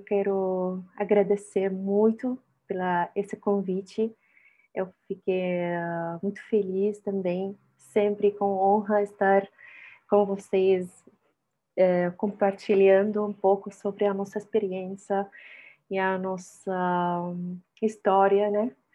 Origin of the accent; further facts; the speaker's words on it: Syria; Portuguese is a second language; moved away as an adult; also born or lived in Egypt; now in Brazil; eu vivi toda a minha vida na Síria como refugiada palestina